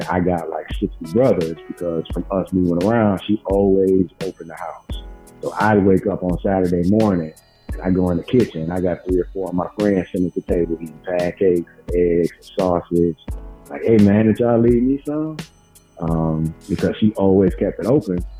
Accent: Cleveland, Ohio, United States; moved away as an adult; also born or lived in Miami; born and raised in Cleveland, Ohio.

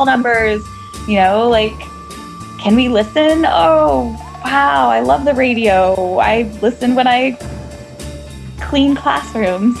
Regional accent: Midwestern suburbs, United States; moved away as an adult; also born or lived in New York City; now in Kansas City, United States; I grew up in Midwestern suburbs, like same cookie cutter town with big box stores and big suburban neighborhoods

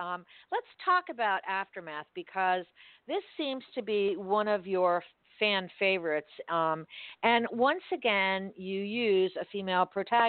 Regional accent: Miami, Florida, United States; I was born and raised in Miami.

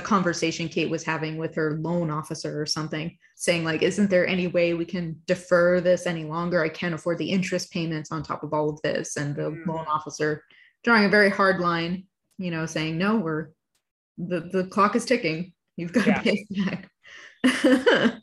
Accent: Montreal, Quebec, Canada; now in British Columbia, Canada; I grew up in Montreal and I moved to BC

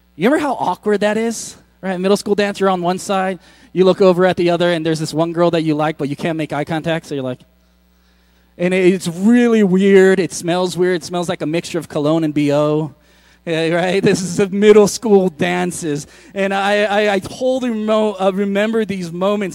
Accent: San Francisco, California, United States; I grew up in San Francisco

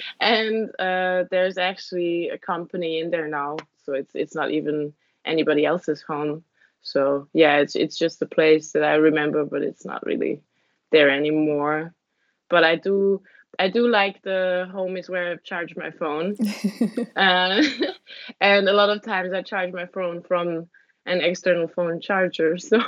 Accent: Vienna, Austria; born there; Sorry, I was born in Vienna. Okay. But home for me is actually not Vienna, because every weekend we were out in the countryside

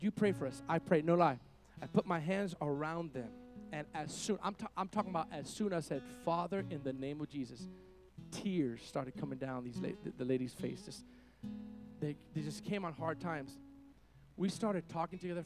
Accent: Miami, Florida, United States; moved away; I come from Miami

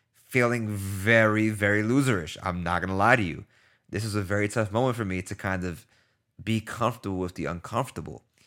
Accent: New York City, New York, United States; I'm from New York

